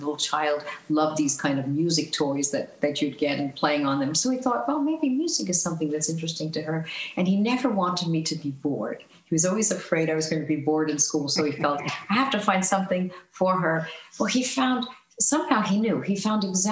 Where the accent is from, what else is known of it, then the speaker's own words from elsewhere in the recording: New York City, New York, United States; moved away as an adult; also born or lived in Denver, Colorado; I grew up in Astoria, Queens